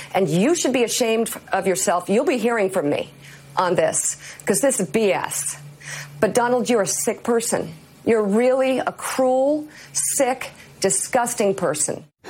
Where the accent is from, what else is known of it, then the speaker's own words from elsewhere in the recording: Michigan, United States; be the governor of the, my home state